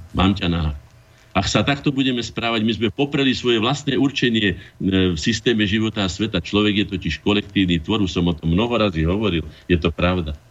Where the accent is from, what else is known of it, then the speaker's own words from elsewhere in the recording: Slovakia; som ja Slovák